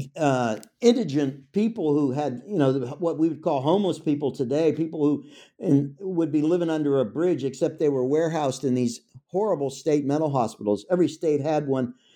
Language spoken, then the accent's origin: English; Pittsburgh, Pennsylvania, United States; I'm from Pittsburgh. It's my hometown.